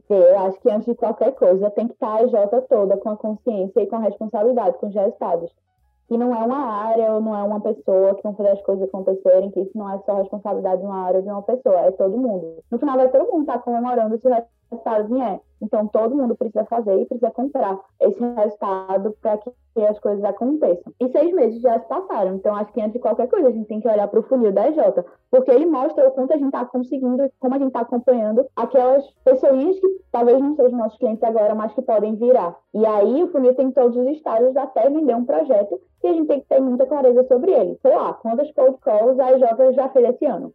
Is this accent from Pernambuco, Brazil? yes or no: yes; Recife, Pernambuco, Brazil; Pelo sotaque, talvez vocês já reconheçam que eu sou de Recife